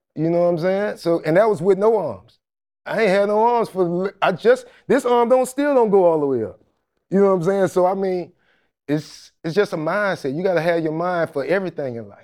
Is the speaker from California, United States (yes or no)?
no; Jacksonville, Florida, United States; moved away; also born or lived in Atlanta; Like, I grew up in the hood